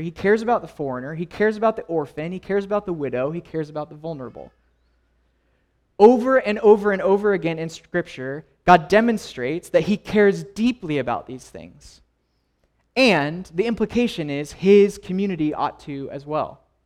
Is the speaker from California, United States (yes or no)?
yes; Los Angeles, California, United States; I grew up in Los Angeles